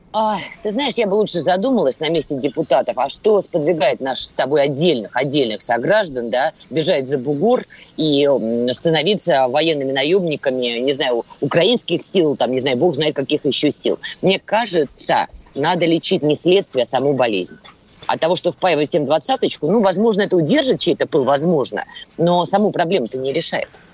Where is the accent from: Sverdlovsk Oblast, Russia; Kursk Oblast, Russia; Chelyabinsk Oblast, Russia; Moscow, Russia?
Moscow, Russia; я человек из Москвы